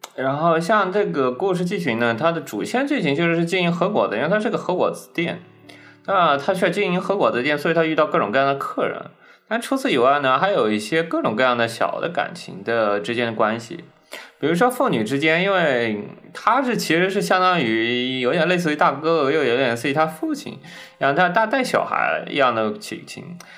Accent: Zhejiang, China; 我们浙江那边不也经常有吗

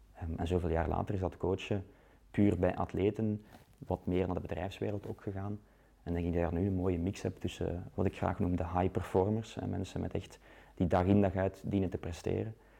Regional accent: Leuven, Flanders, Belgium; moved away as an adult; now in Ghent, Belgium; ik ben ook van, van Leuven, ik ben daar opgegroeid

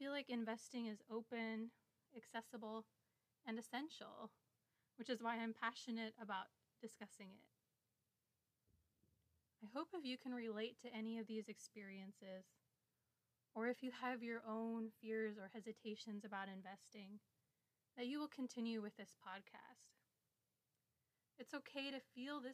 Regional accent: Midwest, United States; I grew up in the Midwest with a twin sister

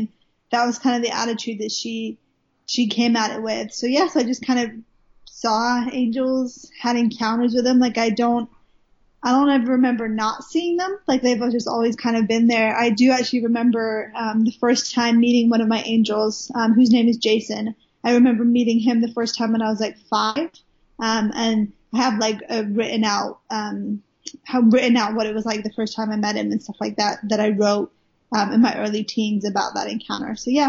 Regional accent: Wales, United Kingdom; moved away as an adult; now in Redding, United States; I live in Redding, California. I'm originally from Wales in the UK. Even though I don't sound like it, I sound extremely Americanized now. But I promise you, I am Welsh. I was born in Wales. Lived there for the first 19 years of my life

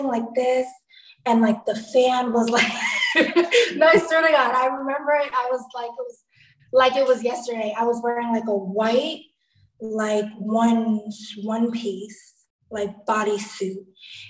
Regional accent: New Jersey, United States; I'm from New Jersey

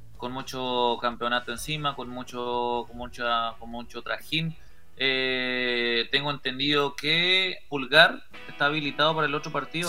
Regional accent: Paraguay; yo hablando como paraguayo

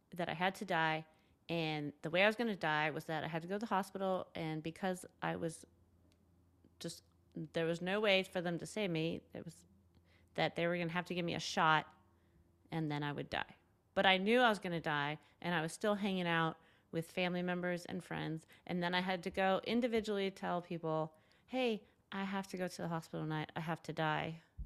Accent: Southern California, United States; moved away as an adult; also born or lived in New York City, United States; now in Los Angeles, United States; I grew up in Southern California, nicer neighborhood

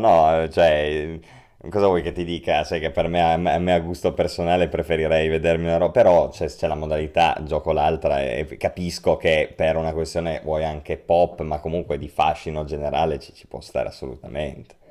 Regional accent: Turin, Piedmont, Italy; noi che poi siamo di Torino

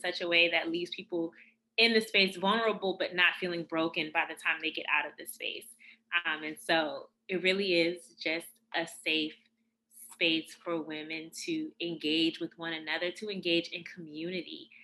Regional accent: Washington, District of Columbia, United States; I grew up in Northwest DC in the late 80s, early 90s.

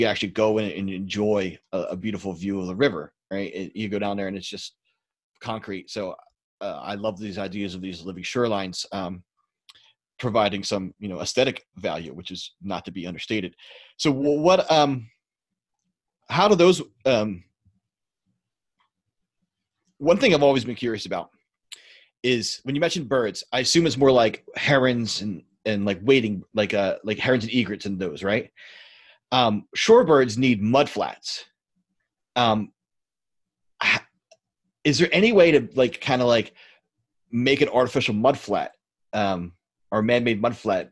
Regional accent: Philadelphia, Pennsylvania, United States; I actually grew up in Northeast Philadelphia

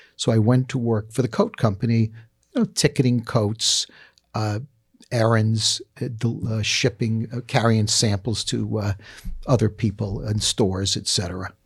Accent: New York City, New York, United States; I grew up in the Bronx

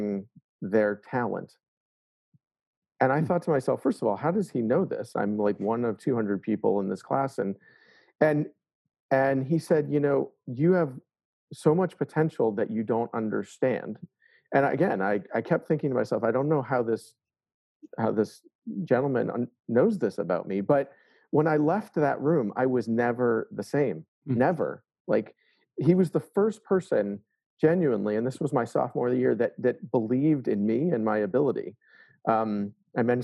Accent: Boston, Massachusetts, United States; I grew up in the Boston area, and Boston is a proud place to be.

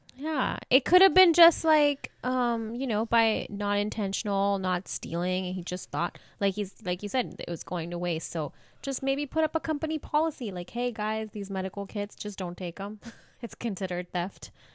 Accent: India; moved away; I, I'm from India.

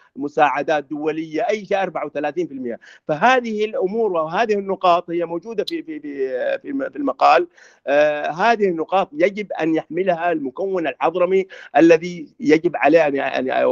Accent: Hadramawt, Yemen; moved away; انا في في في دوعن في عندنا وفي قريتنا نفسها

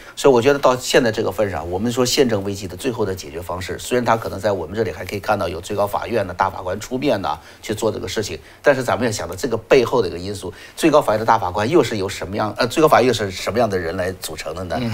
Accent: China; moved away; 我们在中国，中国长大的孩子们

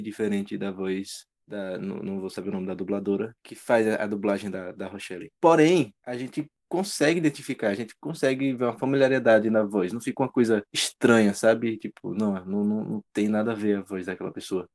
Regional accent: Brazil; o nosso dialeto, o nosso brasileiro

